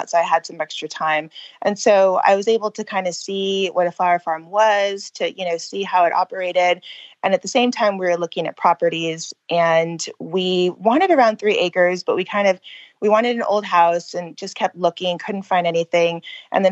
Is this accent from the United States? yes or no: yes; California, United States; moved away as an adult; now in Pennsylvania, United States; I was born and raised in California.